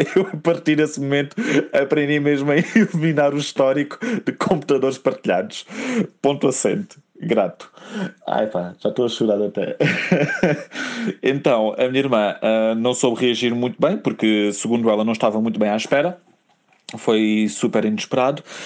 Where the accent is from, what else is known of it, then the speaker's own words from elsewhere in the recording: Algarve, Portugal; now in Lisbon, Portugal; eu sou algarvio